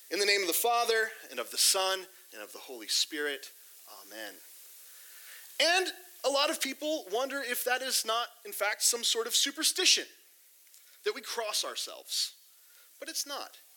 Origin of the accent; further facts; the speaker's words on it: Sao Paulo, Brazil; I grew up in Sao Paulo, Brazil. My mom and dad do church planting. They currently live in Portugal. My brother and sister live down in Brazil.